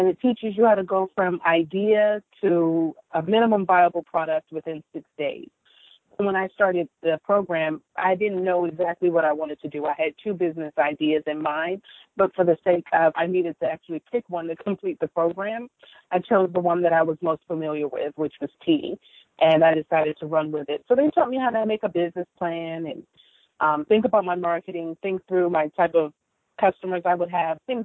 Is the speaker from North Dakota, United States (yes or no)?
no; Prince George's County, Maryland, United States; I grew up in the Maryland area in PG County to a British mom, and we lived with my Jamaican grandparents